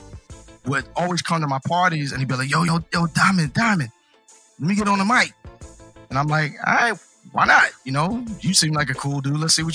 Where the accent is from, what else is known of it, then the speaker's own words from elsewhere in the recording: New York City, New York, United States; moved away; also born or lived in Long Island; I was born in Brooklyn, so I'm a Brooklyn native